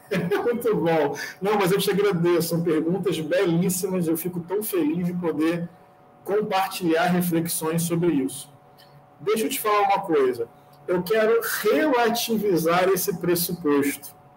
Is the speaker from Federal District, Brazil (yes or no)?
no; Niterói, Rio de Janeiro, Brazil; now in Rio de Janeiro, Brazil; Eu nasci em 1987 em Niterói. Hoje moro aqui no Rio de Janeiro. Eu cresci na zona norte de Niterói